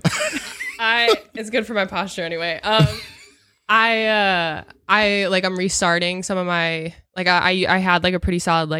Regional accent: McHenry, Illinois, United States; McHenry's my hometown.

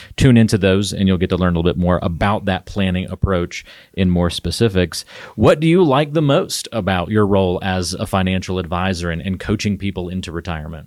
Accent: the South, United States; moved away; I grew up in the South

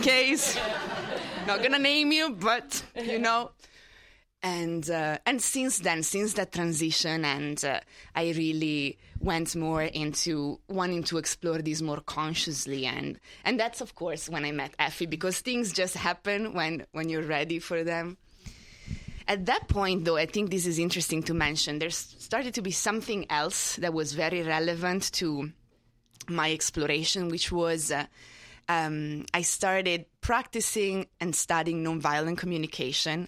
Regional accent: Italy; moved away as an adult; now in New York, United States; I grew up in Italy. I only moved here twelve years ago

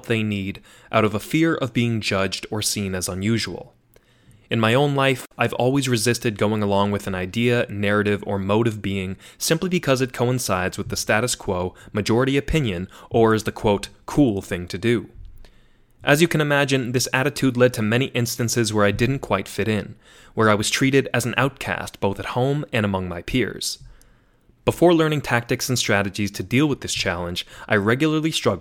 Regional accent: Tewksbury, Massachusetts, United States; moved away as an adult; also born or lived in Syracuse, New York; now in Washington, D.C., United States; I grew up in Massachusetts, and although I moved around a few times, I spent most of my early years in the town of Tewksbury, Massachusetts

